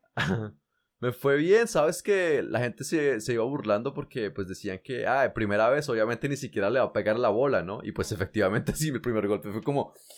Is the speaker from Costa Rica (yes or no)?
no; Colombia; moved away; yo hace muchos años me fui de Colombia